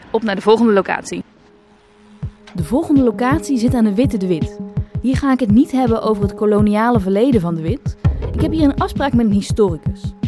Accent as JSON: {"language": "Dutch", "town": "Achtmaal", "region": "North Brabant", "country": "Netherlands", "tie": "born or raised there", "moved": "yes", "lives_now": "Rotterdam, Netherlands", "said": "We komen allebei niet uit Rotterdam. Ik ben opgegroeid in Achtmaal."}